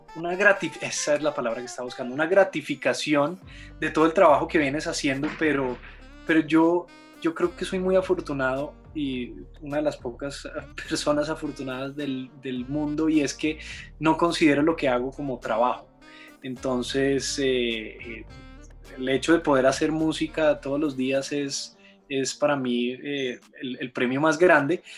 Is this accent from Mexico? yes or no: no; Bogotá, Colombia; yo soy de Bogotá, Colombia.